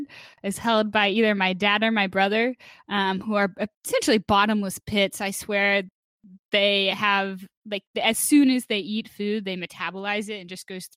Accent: Texas, United States; I grew up in Texas

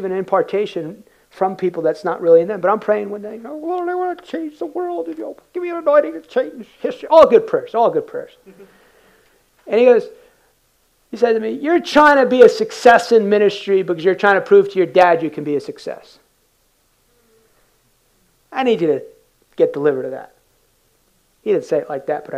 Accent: United States; I came in culturally as an American. Work hard. My dad came to this country in 1969, escaped communist Cuba.

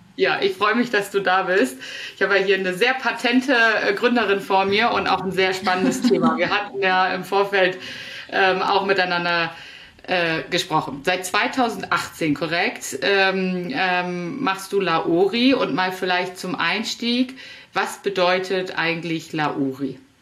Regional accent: Northern Germany, Germany; als Norddeutsche

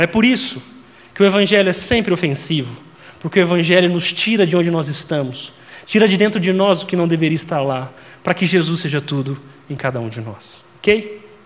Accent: interior of Minas Gerais, Brazil; eu sou mineiro do interior de Minas

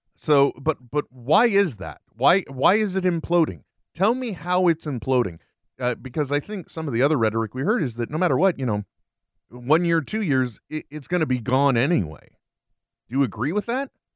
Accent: United States; I was born here

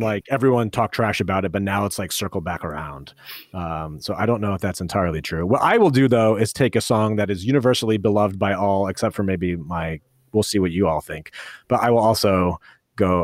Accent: United States; growing up near New York, for me, like Christmas time is going into the city

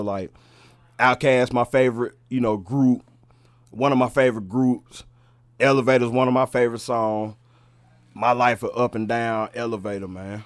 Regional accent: Charlotte, North Carolina, United States; I'm a I'm a, a West Mecklenburg baby

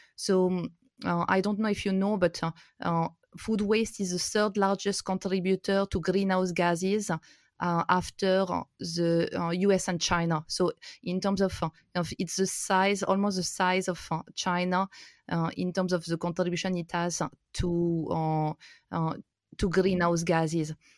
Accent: France; moved away as an adult; also born or lived in India; I'm originally from France. My grandparents were potato farmers, and, uh, I've, uh, grown up in the countryside

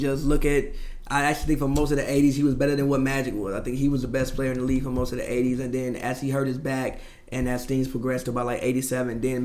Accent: Chicago, Illinois, United States; part of my upbringing would not be the same as a Chicagoan

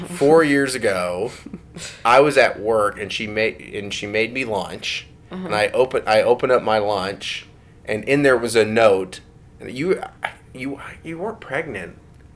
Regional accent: Katy, Texas, United States; growing up in Katy

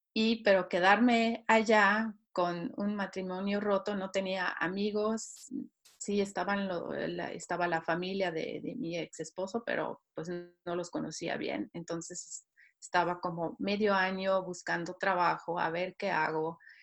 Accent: Switzerland; Spanish is a second language; moved away as an adult; also born or lived in Mexico; Hoy en día estoy radicada en Suiza nuevamente, en donde nací

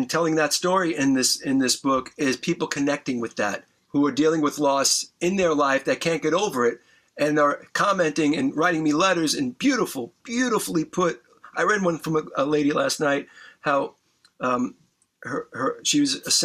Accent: New York, United States; I grew up in New York

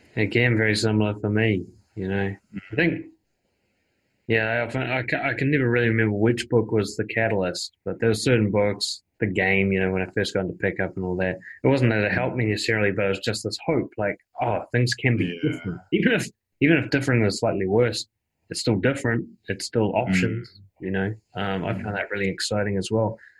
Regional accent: New Zealand; my home country of New Zealand

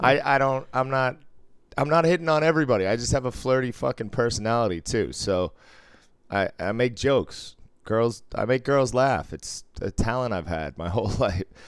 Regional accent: Cambridge, Massachusetts, United States; I grew up in North Cambridge

